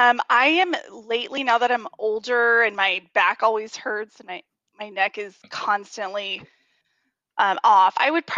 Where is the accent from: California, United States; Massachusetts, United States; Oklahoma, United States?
California, United States; I'm from California